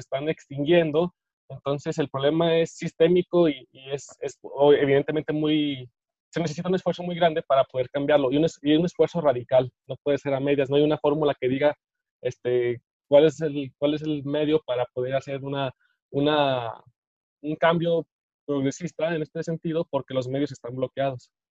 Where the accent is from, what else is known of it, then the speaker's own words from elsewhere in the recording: Mexico; como mexicanos